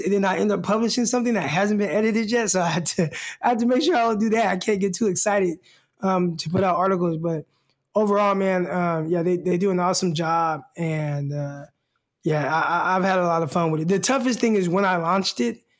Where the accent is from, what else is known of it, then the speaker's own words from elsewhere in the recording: Stockton, California, United States; also born or lived in Arkansas; my hometown, Stockton, California.